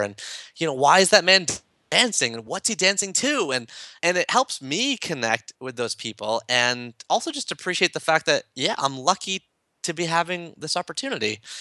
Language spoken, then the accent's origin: English; Toronto, Ontario, Canada; I'm from Toronto